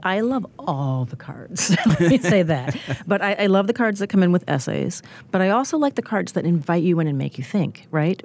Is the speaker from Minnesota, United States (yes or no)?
yes; Minnesota, United States; I grew up in neighboring Minnesota